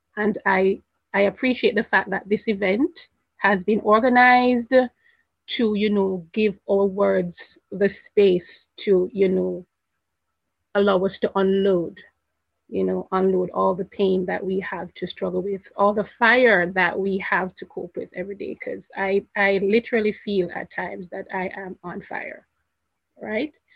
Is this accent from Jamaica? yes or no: yes; Jamaica; I'm not from America. I'm from Jamaica.